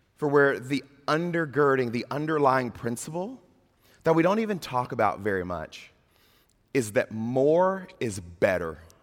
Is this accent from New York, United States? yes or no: no; Mississippi, United States; moved away; I'm from Mississippi